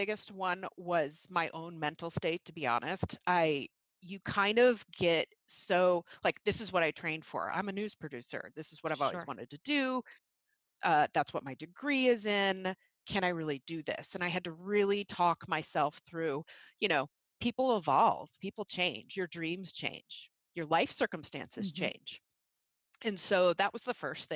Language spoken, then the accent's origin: English; Mason City, Iowa, United States; moved away as an adult; now in Seattle, United States; I grew up in Mason City, Iowa, in Northern Iowa